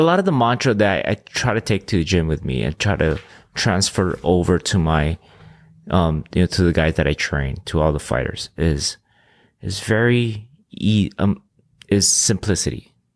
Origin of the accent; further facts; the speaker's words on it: Oahu, Hawaii, United States; first language Filipino, Ilocano; English is a second language; also born or lived in Philippines; I was born in Hawaii, um, in Oahu